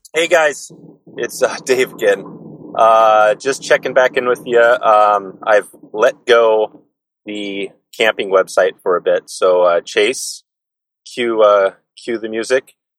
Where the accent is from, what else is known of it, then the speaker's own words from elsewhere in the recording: Portland, Oregon, United States; I'm from Portland as well.